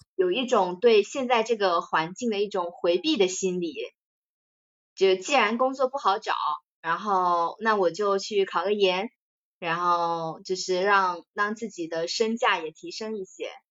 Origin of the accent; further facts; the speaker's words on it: southern China, China; 作为一个南方人，我是，我是没有羽绒服的